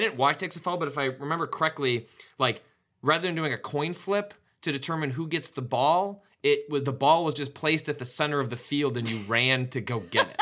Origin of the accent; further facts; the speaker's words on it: Chicago, Illinois, United States; my hometown